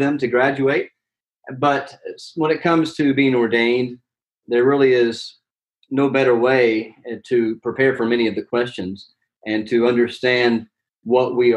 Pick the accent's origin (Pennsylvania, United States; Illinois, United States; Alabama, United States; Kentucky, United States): Alabama, United States; moved away as an adult; also born or lived in Orlando, Florida / Edinburgh, Scotland; now in Philadelphia, United States; I'm from Alabama, and I went to college in Birmingham at Samford University